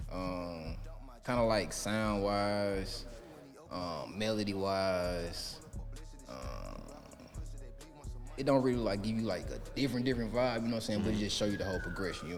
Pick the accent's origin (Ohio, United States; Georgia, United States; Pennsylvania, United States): Georgia, United States; Ellenwood; I'm from Ellenwood River Road